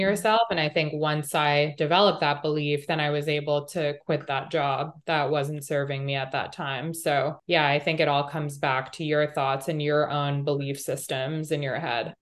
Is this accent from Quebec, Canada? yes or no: yes; Montreal, Quebec, Canada; moved away; I grew up in Canada. I grew up in Montreal